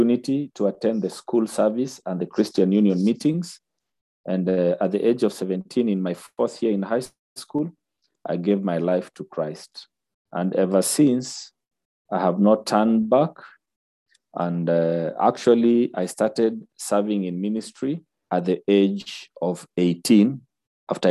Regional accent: Nairobi, Kenya; I was born and bred in Nairobi

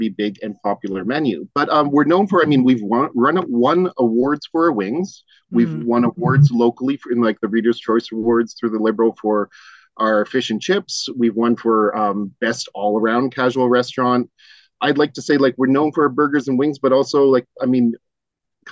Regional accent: Richmond Hill, Ontario, Canada; also born or lived in Toronto; I was born in a hospital in Toronto, but I was brought back to a house in Richmond Hill. And except for leaving for school, for university, when I and a couple for training and some work stuff, I've lived in Richmond Hill my whole life

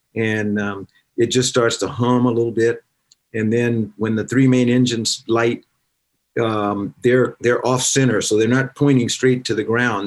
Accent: South Carolina, United States; moved away; I was also from South Carolina

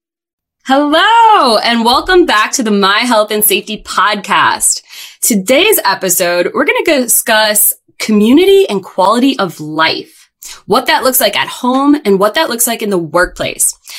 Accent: Northeast Pennsylvania, United States; moved away as an adult; I was born and raised in Northeast Pennsylvania

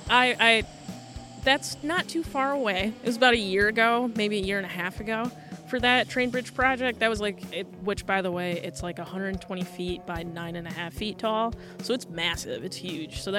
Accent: Muskegon, Michigan, United States; it's in Muskegon. It's my hometown.

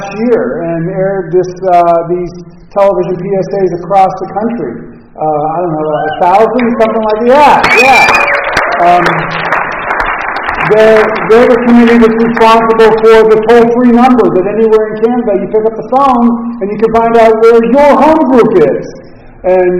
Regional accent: Los Angeles, California, United States; also born or lived in Pittsburgh; I'm from Los Angeles. My wife is at home in L.A. right now

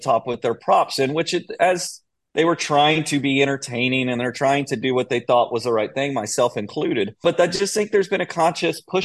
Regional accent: Austin, Texas, United States; I am from Austin

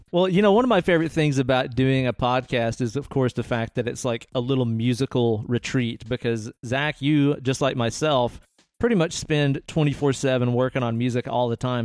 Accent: Knoxville, Tennessee, United States; We grew up in the Knoxville music scene, playing music together with our old bands

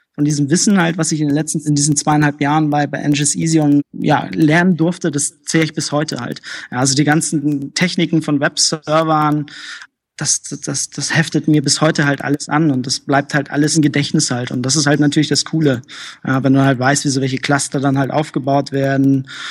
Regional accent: Hamburg, Germany; also ich bin in Hamburg geboren, aber meine Eltern sind halt entsprechend aus Polen geflohen

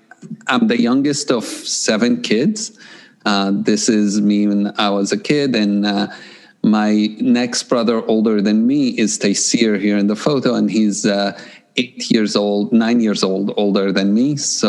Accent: Jerusalem, Jerusalem District, Israel; English is a second language; So I grew up in Jerusalem, and I grew up in a time of conflict and a time of a lot of shootings and tear gas and so on.

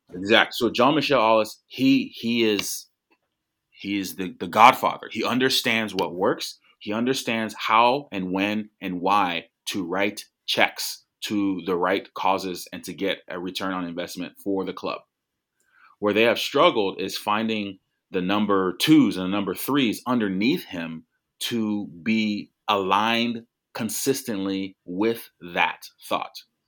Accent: United States; as an American

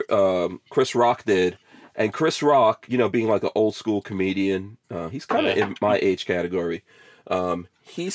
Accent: Guyana; now in Florida, United States; I'm from Guyana

